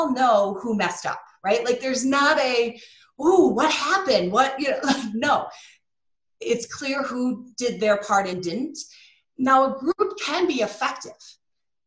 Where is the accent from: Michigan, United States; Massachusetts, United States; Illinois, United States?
Michigan, United States; I'm from Michigan